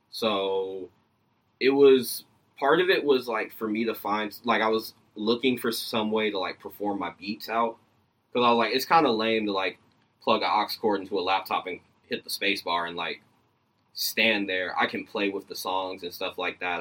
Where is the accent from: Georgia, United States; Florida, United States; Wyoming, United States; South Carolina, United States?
Georgia, United States; Decatur; I'm from Decatur. Okay, so I'm from Georgia.